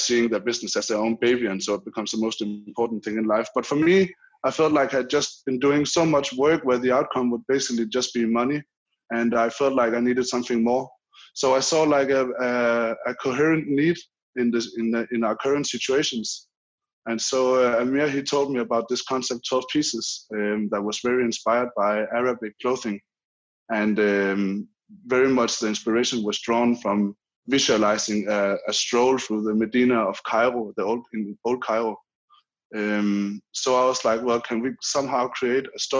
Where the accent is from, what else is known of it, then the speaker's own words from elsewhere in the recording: Denmark; I'm a 30-year-old Dane